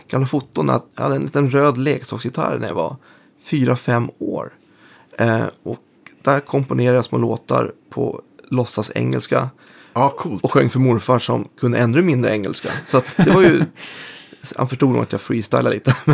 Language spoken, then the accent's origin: Swedish; Bålsta, Uppsala County, Sweden; also born or lived in Stockholm; Bålsta, mm. norr om. Så att, född i Stockholm men, men mm. uppväxt där. Och det var ju liksom en ännu mer mindre och isolerad ort än det är idag. Nu är det lite mer förort pendlars-style.